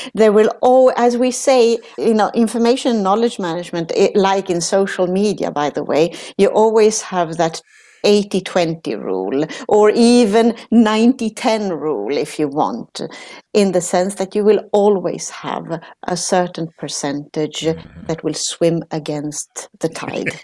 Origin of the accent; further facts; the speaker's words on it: Sweden; now in Netherlands; I'm Italian, but I grew up in Sweden. So, uh, from Italian parents